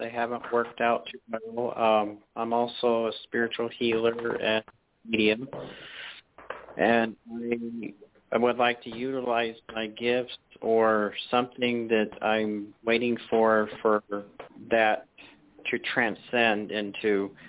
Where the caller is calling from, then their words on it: Salt Lake City, Utah, United States; Calling from Salt Lake City, Utah.